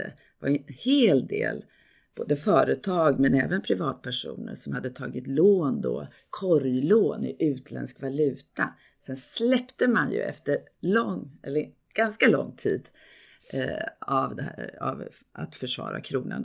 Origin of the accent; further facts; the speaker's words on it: Gävle, Gävleborg County, Sweden; moved away as an adult; now in Stockholm, Sweden; jag kommer från Gävle, jag är inte här från Stockholm.